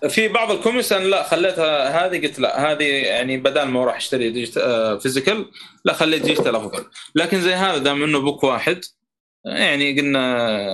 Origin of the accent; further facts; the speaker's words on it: Saudi Arabia; عندنا في السعوديه